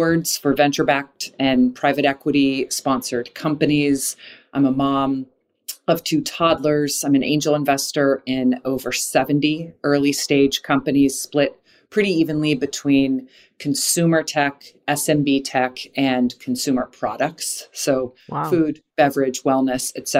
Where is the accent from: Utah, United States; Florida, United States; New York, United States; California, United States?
Florida, United States; Jacksonville; I grew up in Jacksonville, Florida, where Hooters, it was the third city Hooters was ever